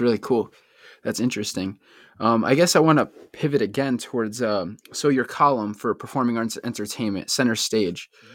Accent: Bristol, Connecticut, United States; one thing about Connecticut, I'm born and raised, it's, like, we have so many different, like, subcultures. Like, every town is so different. I'm from Bristol

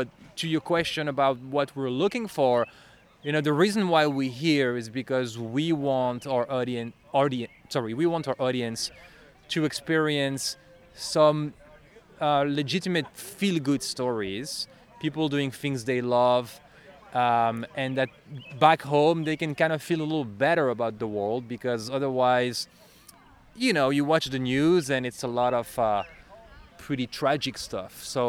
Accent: Belgium; English is a second language; now in Chicago, United States; That's … and then …. So I'm originally from Belgium. You can hear I have an accent. I speak French, but I've been in Chicago for a little while.

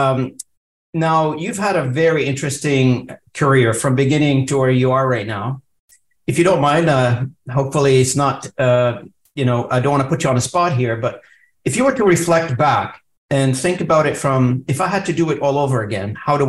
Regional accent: Lebanon; now in Canada; I'm also an immigrant to Canada. I came in, you know, in the early 90s to Canada. You know, I mean, I come from Lebanon

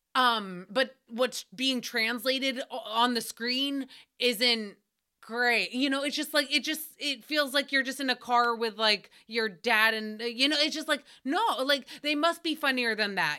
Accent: New England, United States; I grew up in New England

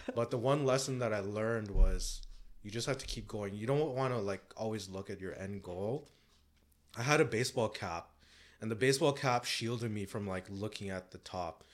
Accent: Canada; I'm Canadian.

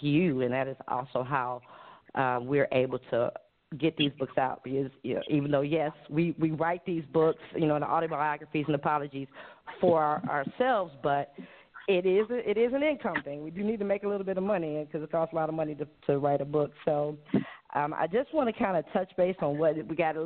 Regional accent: Cleveland, Ohio, United States; moved away as an adult; now in Hawaii, United States; I'm born and raised in Cleveland, Ohio, just 4 hours up the street, and moved here to Hawaii about a year ago.

